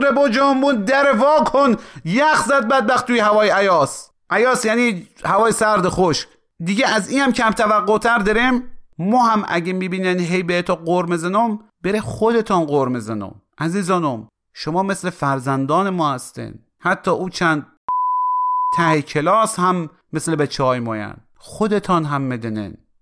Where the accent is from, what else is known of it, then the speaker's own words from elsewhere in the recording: Khorasan, Iran; ما به عنوان یک خراسانی